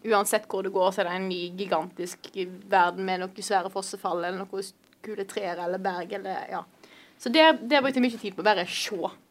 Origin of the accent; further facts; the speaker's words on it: Vestland, Norway; also born or lived in Stord; jeg kom fra Vestland, Vestland og bor i verdens største nynorsk kommune Stord